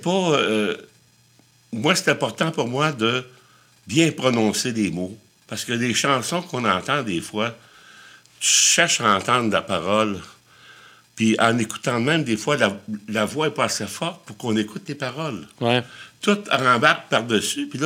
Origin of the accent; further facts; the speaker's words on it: Shawinigan, Quebec, Canada; moi aussi, je viens de Shawinigan, on a un accent, tu sais